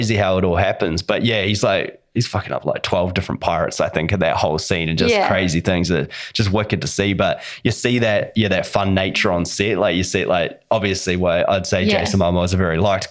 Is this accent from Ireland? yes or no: no; New Zealand; As a Russian, and I'm a Kiwi.